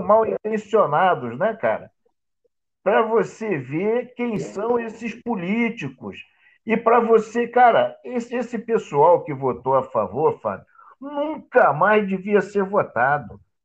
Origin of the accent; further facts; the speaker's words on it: Rio de Janeiro, Brazil; nós que somos do Rio de Janeiro